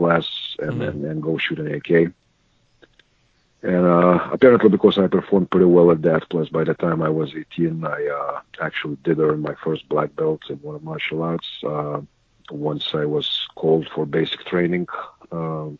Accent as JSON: {"language": "English", "country": "Lithuania", "tie": "born or raised there", "moved": "yes", "said": "I was born in Lithuania, which at that point was part of a great old evil empire called Soviet Union"}